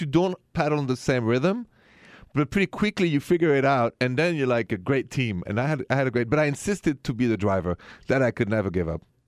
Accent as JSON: {"language": "English", "country": "France", "moved": "yes", "said": "I'm French"}